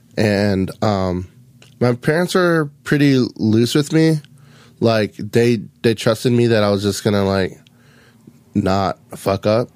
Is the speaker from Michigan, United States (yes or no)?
no; Lahaina, Hawaii, United States; moved away; I was born and raised on Maui